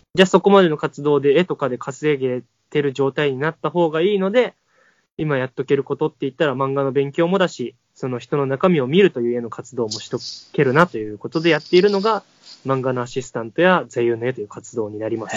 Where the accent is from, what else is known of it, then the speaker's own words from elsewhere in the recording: Kotoura, Tottori, Japan; moved away; シェアハウスを琴浦町という僕の地元に建てて